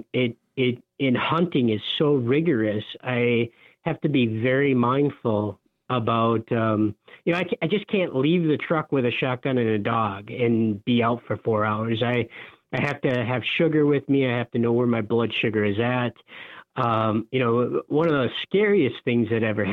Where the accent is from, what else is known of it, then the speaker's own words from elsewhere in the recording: Upper Peninsula of Michigan, United States; I grew up in the Upper Peninsula of Michigan